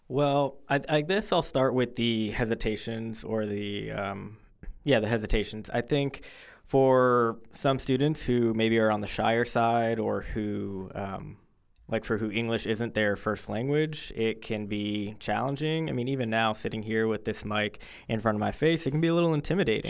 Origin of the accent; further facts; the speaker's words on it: Fort Lauderdale, Florida, United States; moved away; I'm originally from Fort Lauderdale, Florida